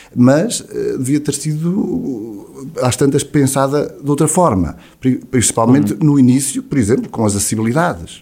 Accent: Sátão, Centro, Portugal; nasci cá, no, no, em Sátão, vivo cá

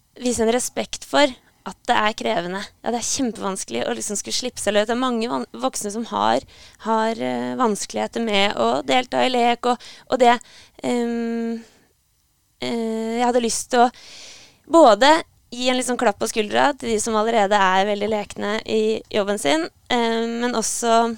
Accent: Hamar, Innlandet, Norway; moved away as an adult; also born or lived in Trondheim; jeg kommer opprinnelig fra Hamar. Og flytta til Trondheim for å studere

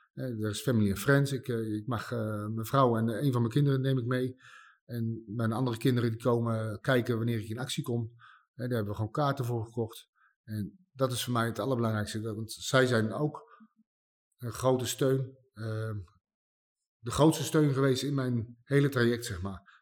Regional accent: Nieuwegein, Utrecht, Netherlands; Ik kom uit Nieuwegein

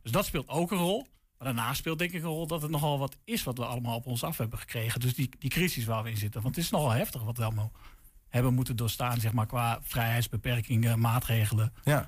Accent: Deventer, Overijssel, Netherlands; ik kom zelf uit Deventer

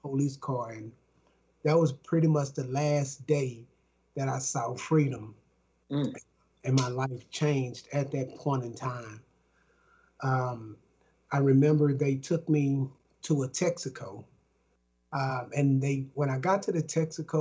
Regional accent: Dallas, Texas, United States; I'm from Dallas, Texas

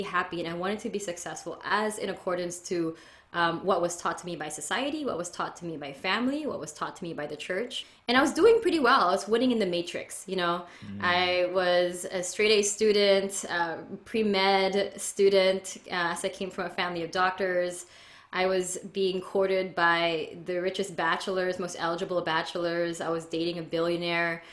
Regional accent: Philippines; now in California, United States; I was essentially born and raised in the Philippines in a conservative Catholic

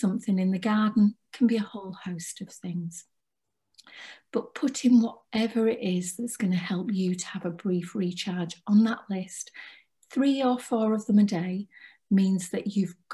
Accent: Cumbria, North West England, United Kingdom; I'm from Cumbria

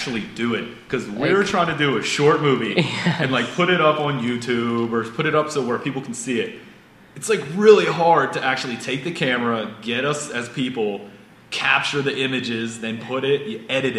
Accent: Pennsylvania, United States; Because some kid growing up in Pennsylvania, I see movies taking place in New York City, in Hong Kong, a James Bond movie, traveling the world.

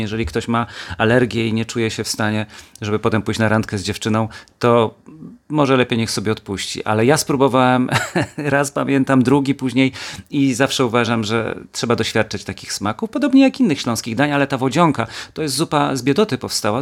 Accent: Kielce, Świętokrzyskie Voivodeship, Poland; moved away as an adult; also born or lived in Gliwice, Poland; będąc najpierw w Kielcach jako kielczanin

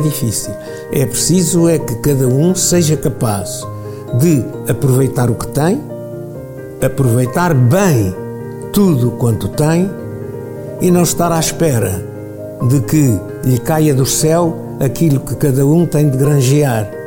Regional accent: Sabugosa, Viseu, Portugal; Nasci em Sabugosa, okay. Sabugosa no Conselho de Tondela.

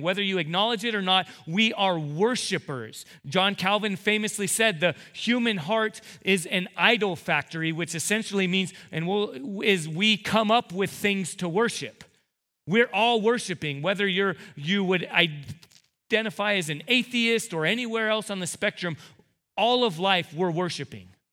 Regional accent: United States; as American two thousand seventeen evangelical Christians

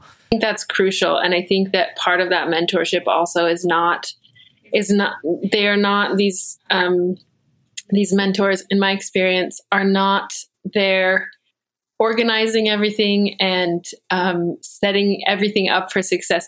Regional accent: Virginia, United States; I grew up mostly here in Virginia

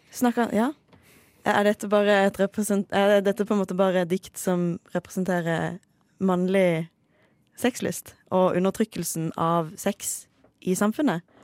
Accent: Farsund, Agder, Norway; i min hjemby Farsund

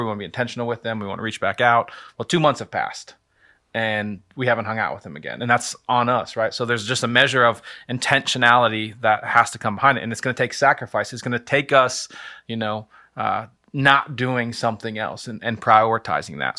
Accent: Lynchburg, Virginia, United States; moved away as an adult; now in Akron, United States; I am from the state for Lovers, which is Virginia, the city of Lynchburg.

